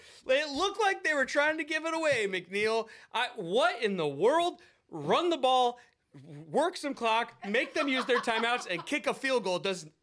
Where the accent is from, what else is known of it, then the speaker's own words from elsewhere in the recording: Seattle, Washington, United States; I'm from Seattle, and I love them